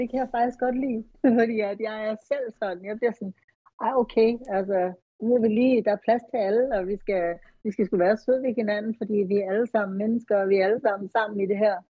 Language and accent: Danish; Copenhagen, Capital Region of Denmark, Denmark; moved away as an adult; also born or lived in United States; jeg kom fra København og flyttede til USA.